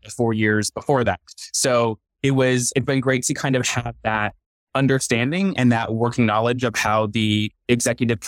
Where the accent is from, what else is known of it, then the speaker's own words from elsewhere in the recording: Northeast Pennsylvania, United States; moved away as an adult; also born or lived in Southern California; now in Chattanooga, United States; Growing up in Eastern Pennsylvania